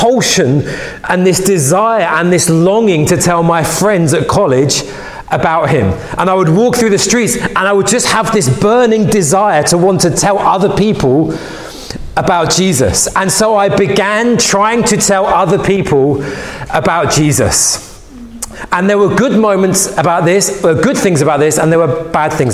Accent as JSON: {"language": "English", "region": "London", "country": "United Kingdom", "tie": "born or raised there", "said": "I was a young boy growing up in West London"}